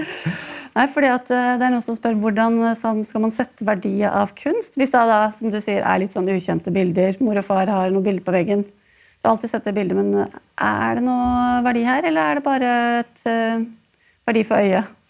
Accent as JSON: {"language": "Norwegian", "town": "Sandefjord", "region": "Vestfold", "country": "Norway", "tie": "born or raised there", "said": "jeg faktisk er fra min hjemby Sandefjord"}